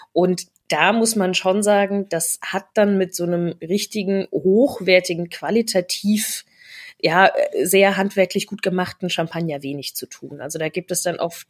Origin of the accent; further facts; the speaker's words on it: Rhineland-Palatinate, Germany; moved away; ich komme aus der Pfalz ursprünglich